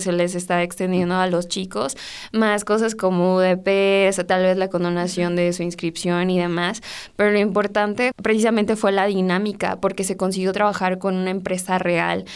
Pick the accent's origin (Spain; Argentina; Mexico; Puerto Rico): Mexico; Salvatierra, Guanajuato; Yo soy de Salvatierra